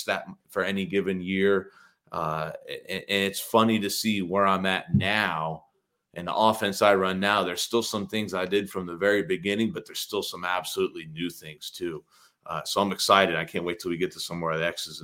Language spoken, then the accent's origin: English; Ashland, Ohio, United States; I'm from Ashland, Ohio, kind of a small town